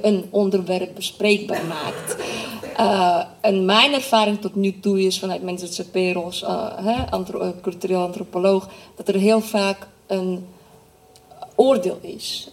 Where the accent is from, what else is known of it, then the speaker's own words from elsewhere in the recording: Nijkerk, Gelderland, Netherlands; ik ben in Nijkerk opgegroeid, eh, dat is Bijbelbelt